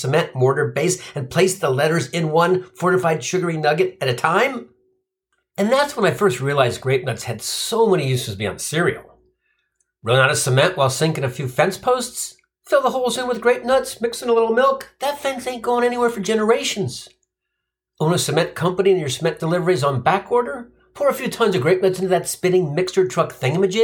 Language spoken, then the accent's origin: English; Cincinnati, Ohio, United States; moved away; I grew up in Cincinnati, and my mom was an English teacher at our local grade school